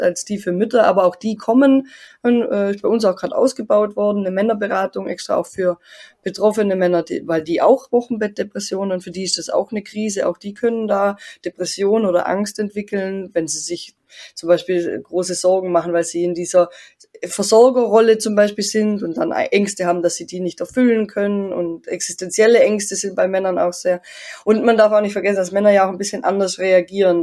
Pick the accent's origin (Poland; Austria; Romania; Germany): Austria; Tyrol; bei uns in Tirol